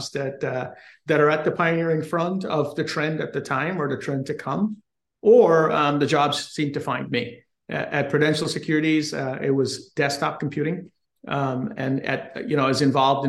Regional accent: Guyana; now in United States; I was born in South America, in Guyana, which is a British colony, and I migrated to the U.S. And did undergrad and the rest of my education in the U.S

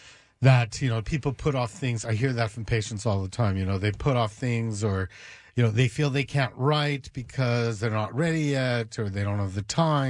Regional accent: Canada; Hey, I'm from Canada.

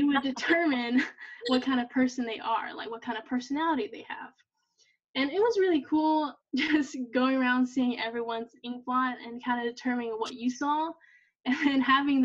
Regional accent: Tupelo, Mississippi, United States; Tupelo, my hometown

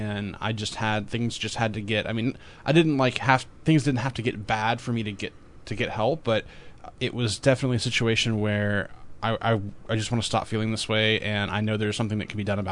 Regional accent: the South, United States; I'm from the South

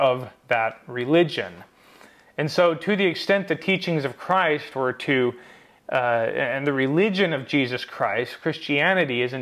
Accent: United States; as an American

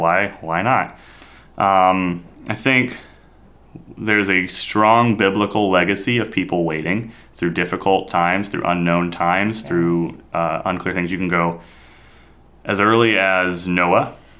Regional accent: India; moved away; Growing up in India, we have a 3-month monsoon

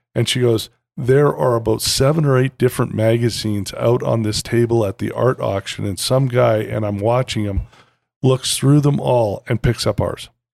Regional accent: Canada; moved away; I'm also Canadian by birth

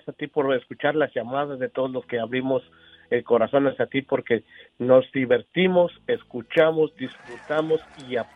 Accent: Tenancingo, State of Mexico, Mexico; Pues a mi pueblo, a Tenancingo, Estado de México.

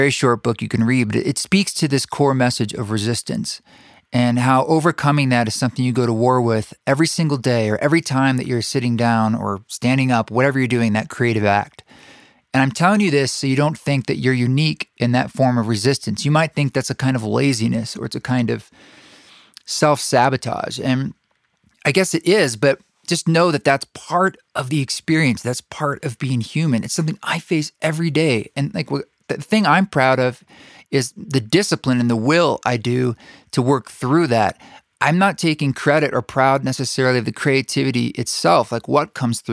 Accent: the Northwest, Pacific Northwest, United States; now in Utah, United States; growing up in the Northwest

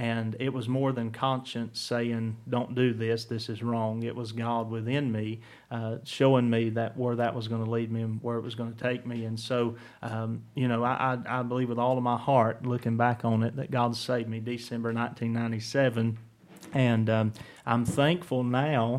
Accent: Surry County, North Carolina, United States; moved away; I was, of course, born and raised in Surry County, North Carolina

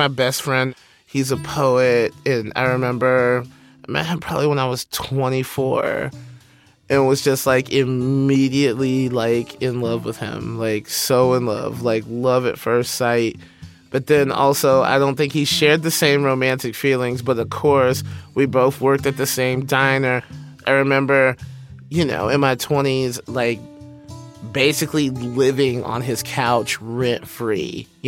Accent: Alabama, United States; I grew up in Alabama during the late 80s

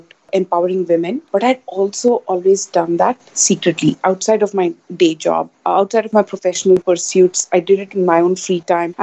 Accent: India; moved away as an adult; also born or lived in New York, United States; now in Asia; I'm born and raised in India. As most Indian kids do, I graduated from college and went off to United States to finish my education

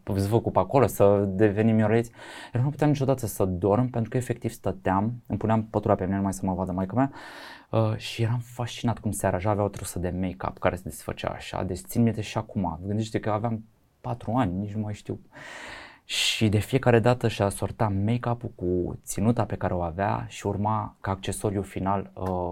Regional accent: Bucharest, Romania; eu sunt un bucureștean jet by jet, sunt crescut aici, am copilărit aici

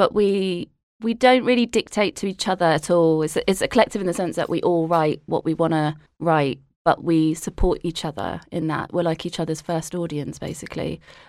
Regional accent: Harrow, London, United Kingdom; I grew up in Harrow, which is like very brown.

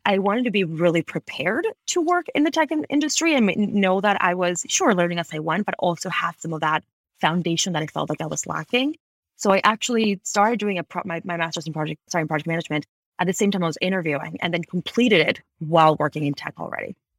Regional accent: Ecuador; moved away as an adult; also born or lived in Washington, D.C., United States / Boston, United States; now in Bay Area, United States; I actually was born and raised in Ecuador. I moved to the U S in twenty twelve

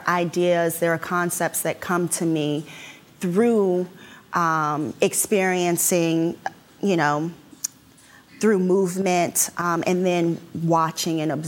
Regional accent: Washington, District of Columbia, United States; I'm from Washington, D.C.

